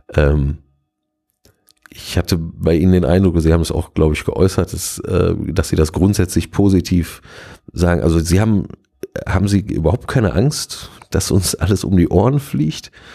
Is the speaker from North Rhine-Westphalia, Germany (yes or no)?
yes; Gelsenkirchen, North Rhine-Westphalia, Germany; also born or lived in Duisburg; von meiner Heimat, äh, Kirchen, Gelsenkirchen-Bulmke